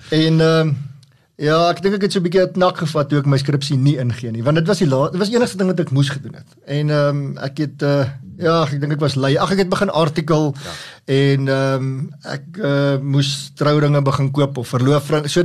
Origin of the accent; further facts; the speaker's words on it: Pretoria, Gauteng, South Africa; born there; ek is gebore in Pretoria.